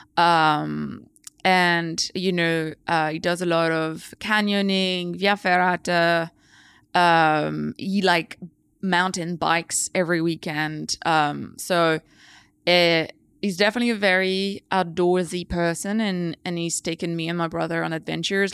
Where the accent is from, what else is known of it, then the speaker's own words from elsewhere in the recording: France; moved away; I grew up in the French countryside, surrounded by nature.